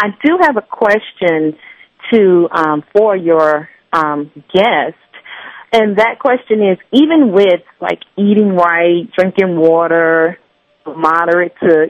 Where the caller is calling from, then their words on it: Lafayette, Louisiana, United States; I'm from Lafayette, Louisiana.